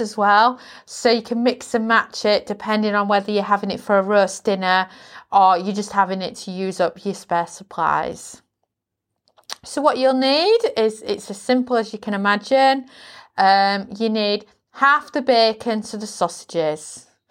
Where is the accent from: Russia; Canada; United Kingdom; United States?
United Kingdom